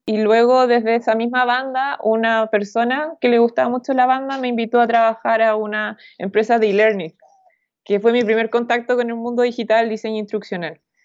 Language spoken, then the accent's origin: Spanish; Chile; soy de Chile